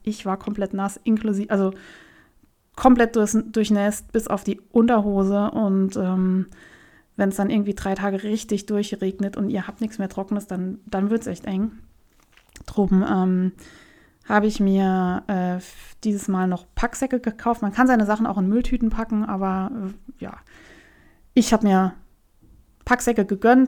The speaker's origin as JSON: {"language": "German", "country": "Germany", "said": "hier in Deutschland"}